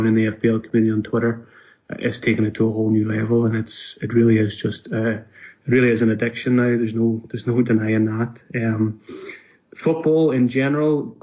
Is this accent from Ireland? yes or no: yes; Donegal, Ulster, Ireland; moved away as an adult; now in Glasgow, United Kingdom; I'm from Donegal in Ireland, but I've been living in Glasgow now for the last just over 2 years now.